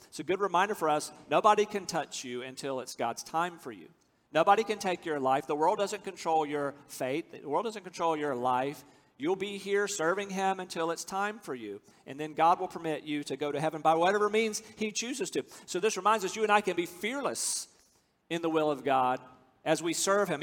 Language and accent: English; United States; I'm from America.